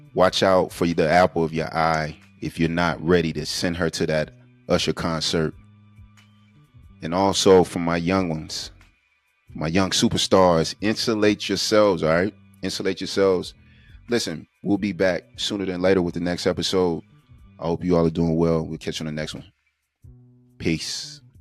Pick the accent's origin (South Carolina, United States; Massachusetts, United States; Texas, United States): South Carolina, United States; Born and raised in South Carolina